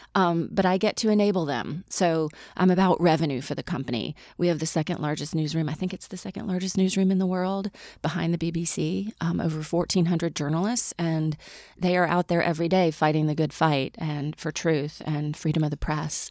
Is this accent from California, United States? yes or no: no; Mississippi, United States; moved away; I grew up in Mississippi